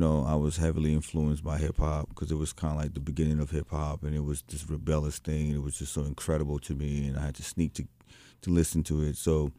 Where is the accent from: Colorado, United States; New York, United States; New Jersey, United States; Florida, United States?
New York, United States; born there; But I was born in New York, so I didn't get the slack that the other Haitians were getting.